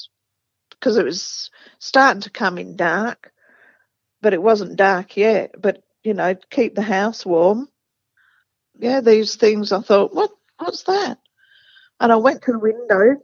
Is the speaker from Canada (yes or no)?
no; England, United Kingdom; now in Australia; I'm from England